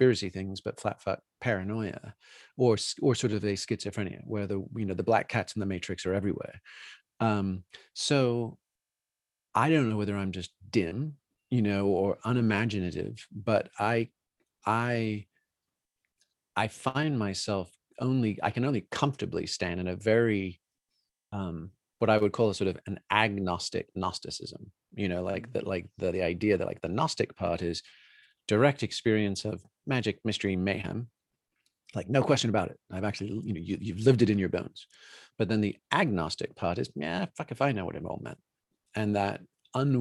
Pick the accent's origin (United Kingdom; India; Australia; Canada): United Kingdom; New Forest, South East England; moved away; also born or lived in Colorado; growing up in the New Forest, growing up within sight of Stonehenge, Salisbury Cathedral, you know, where we went to school